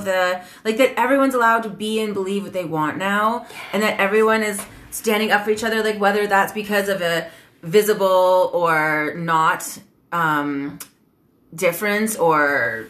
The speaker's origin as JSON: {"language": "English", "country": "Canada", "said": "I'm Canadian."}